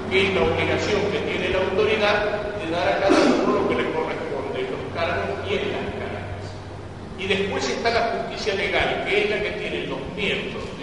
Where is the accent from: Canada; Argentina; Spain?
Argentina; Buenos Aires; born or raised there